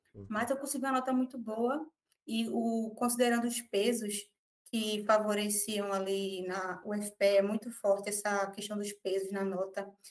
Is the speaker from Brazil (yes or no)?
yes; Recife, Pernambuco, Brazil; nasci no Recife, moro aqui na região metropolitana